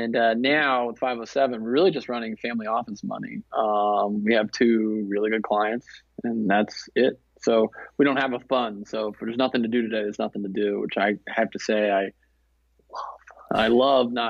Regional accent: the South, United States; I'm from the South

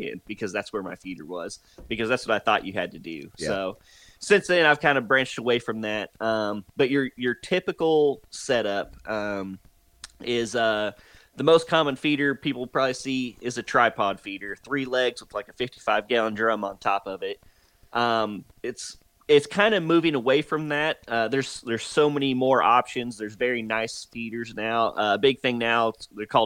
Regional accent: North Texas, United States; moved away; also born or lived in Oklahoma; I'm originally from North Texas and then moved to Oklahoma

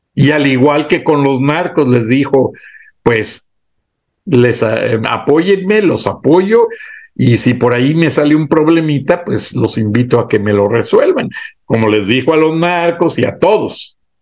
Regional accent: Mexico; por la manera de hablar, creo que me puedes identificar. Mexicano

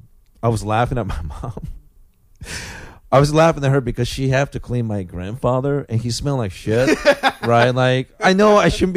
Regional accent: Japan; moved away; I grew up in Japan

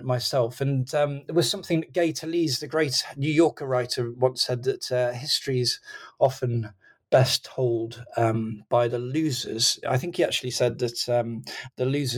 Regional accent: England, United Kingdom; I'm an English author.

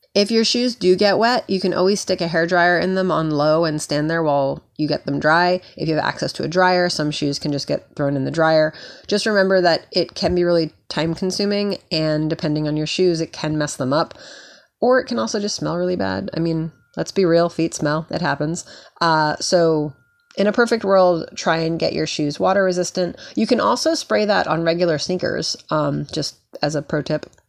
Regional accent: New York, United States; I grew up in New York.

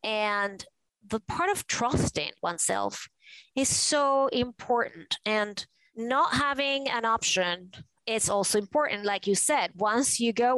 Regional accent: Venezuela; moved away as an adult; now in New York, United States; I grew up in Venezuela in a conservative family

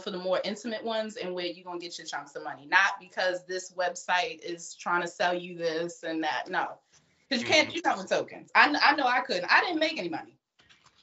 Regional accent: Baltimore, Maryland, United States; accent: Baltimore; I was from Baltimore. East

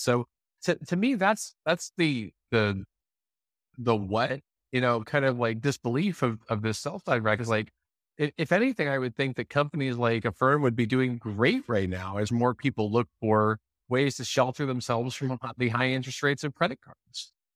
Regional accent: United States; I'm an American

